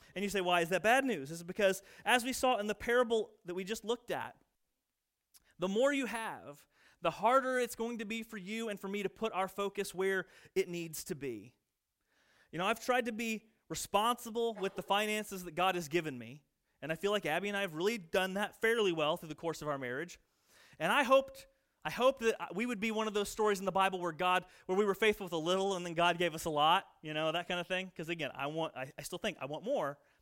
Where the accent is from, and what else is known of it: United States; born or raised there; moved away